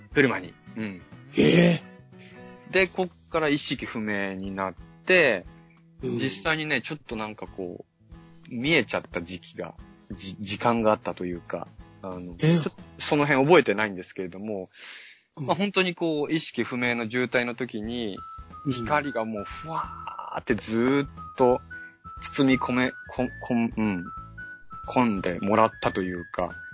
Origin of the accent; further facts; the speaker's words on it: Yokohama, Kanagawa, Japan; 僕は横浜に生まれまして